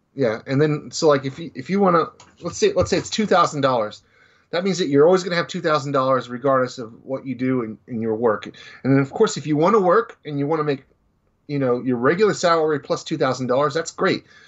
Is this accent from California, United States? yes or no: no; Dallas, Texas, United States; growing up in Dallas